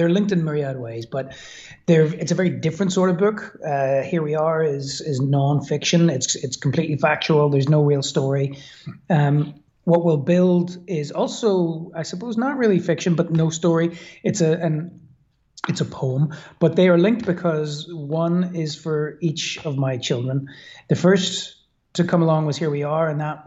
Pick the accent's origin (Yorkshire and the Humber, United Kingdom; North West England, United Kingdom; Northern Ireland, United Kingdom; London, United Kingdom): Northern Ireland, United Kingdom; Belfast; moved away as an adult; also born or lived in Brooklyn, New York; now in Belfast, United Kingdom; I was brought up in Belfast in Northern Ireland.